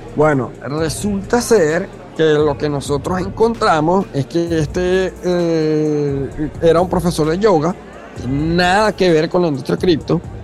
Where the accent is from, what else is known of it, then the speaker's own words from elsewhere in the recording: Venezuela; como venezolano, como una persona que, he que ha amado a, mi país desde, joven